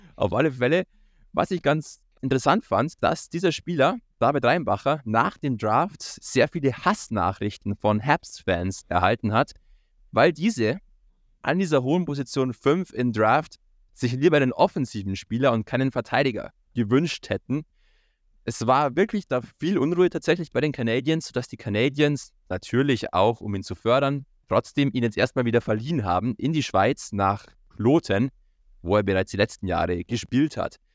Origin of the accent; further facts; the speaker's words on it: Bavaria, Germany; bei uns in Bayern